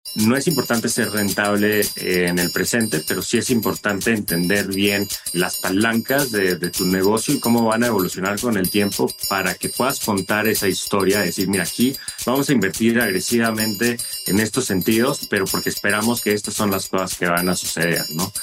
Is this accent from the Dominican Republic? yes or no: no; Monterrey, Nuevo León, Mexico; moved away as an adult; also born or lived in United States; crecí en México, en Monterrey más precisamente, y me fui a Estados Unidos por primera vez para la universidad.